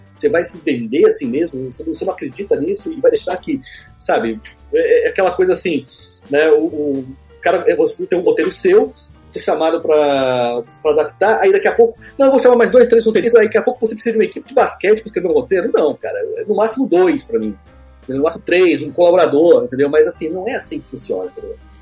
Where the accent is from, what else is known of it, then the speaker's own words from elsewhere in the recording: São José dos Campos, São Paulo, Brazil; also born or lived in Taubaté / Rio de Janeiro (Barra); now in Rio de Janeiro, Brazil; eu sou nasci em Taubaté, então, assim, eu cresci em São José dos Campos, né, que é outro do interior